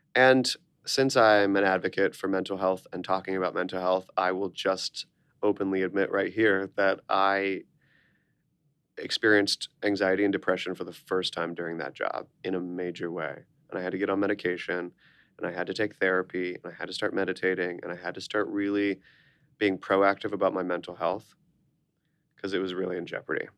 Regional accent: Orlando, Florida, United States; born or raised there; moved away as an adult

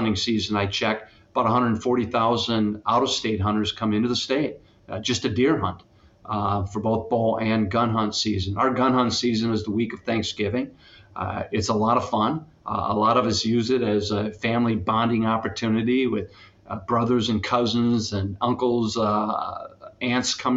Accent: La Crosse, Wisconsin, United States; I was born and raised in western Wisconsin

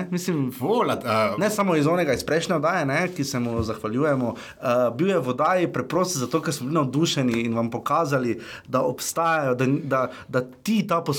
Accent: Slovenia; nekaj včasih smo mi iz Slovenije gledali.

